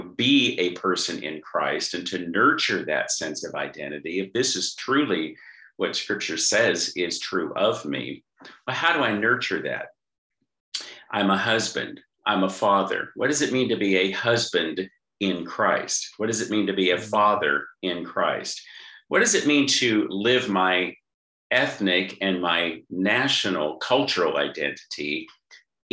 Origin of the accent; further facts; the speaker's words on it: Southern California, United States; now in Australia; I live in Australia, but I'm from Southern California